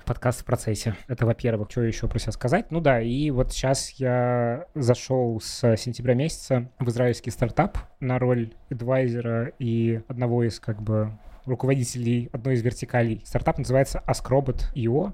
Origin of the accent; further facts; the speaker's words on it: Russia; moved away as an adult; now in Israel; Я человек, э, который большую часть жизни прожил в России